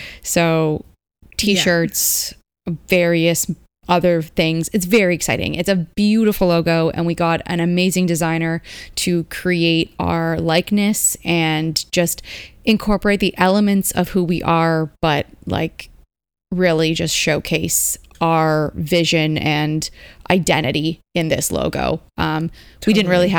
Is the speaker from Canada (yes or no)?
yes; Canada; as a Canadian